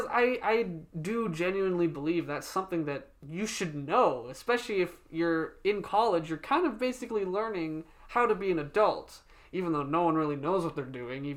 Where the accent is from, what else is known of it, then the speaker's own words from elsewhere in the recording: South Africa; my mom just gets them or makes them because they're South African. We're from South Africa.